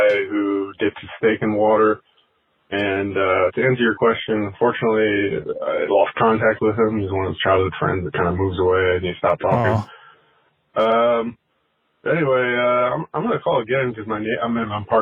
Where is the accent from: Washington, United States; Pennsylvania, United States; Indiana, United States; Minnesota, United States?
Washington, United States; Tumwater; I'm from Tumwater, Washington, obviously. And I know these streets